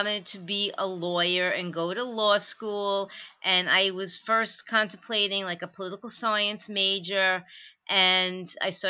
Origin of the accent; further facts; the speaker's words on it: Levittown, New York, United States; my whole life, my last name was butchered growing up in Levittown